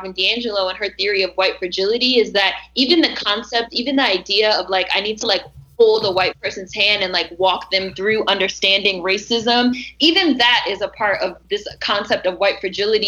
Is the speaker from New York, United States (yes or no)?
no; Washington, District of Columbia, United States; I was born and raised in Washington, D.C., which is a majority black city